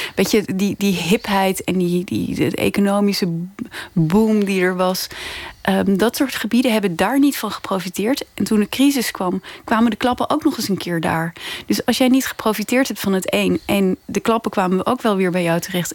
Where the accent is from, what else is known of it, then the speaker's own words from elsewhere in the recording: Netherlands; moved away as an adult; also born or lived in London; als Nederlander